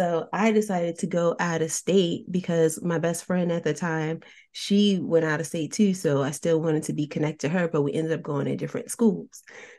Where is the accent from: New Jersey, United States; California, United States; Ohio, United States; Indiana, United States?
New Jersey, United States; I was born and raised in New Jersey and grew up in different environments.